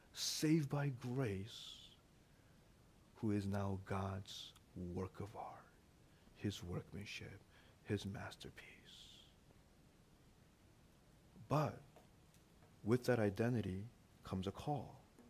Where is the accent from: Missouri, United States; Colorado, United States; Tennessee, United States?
Missouri, United States; St. Louis; English is a second language; also born or lived in Korea; I remember when I first came, you know, to this country. You know, I was born in Korea. I came here when I was six, and you know, we moved to St. Louis. That's where we first went, and I didn't speak English too well.